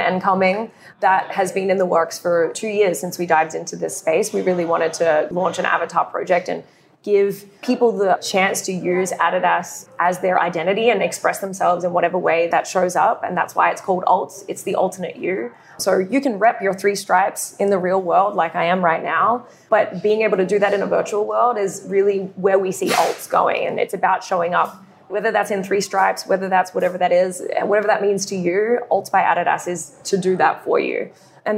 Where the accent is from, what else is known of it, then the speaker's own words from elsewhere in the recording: Australia; being Australian